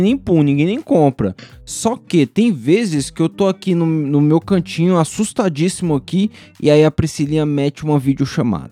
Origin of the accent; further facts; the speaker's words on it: Brazil; eu cresci no JB